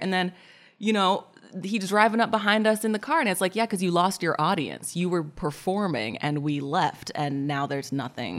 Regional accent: Portland, Oregon, United States; I'm from Portland, Oregon

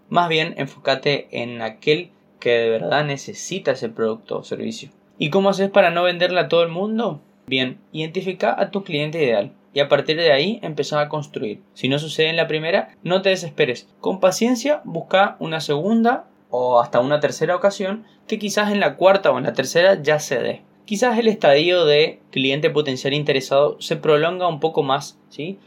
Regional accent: Corrientes, Argentina; en Corrientes, mi ciudad

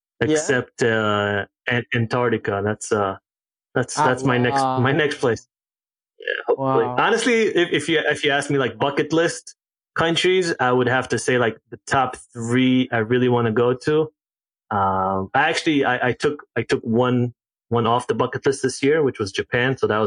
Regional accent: Israel; also born or lived in South Africa / Ghana; So, age 6, I moved to South Africa, and then age 10, moved back to Israel. Age 12, we moved to Ghana. Age 14, back to Israel

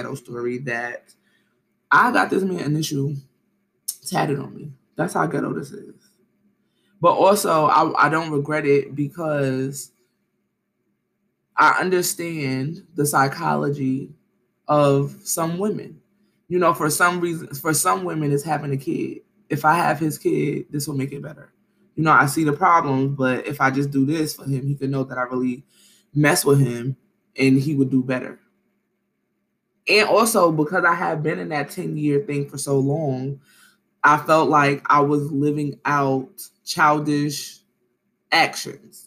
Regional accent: New York City, New York, United States; I grew up in Brooklyn

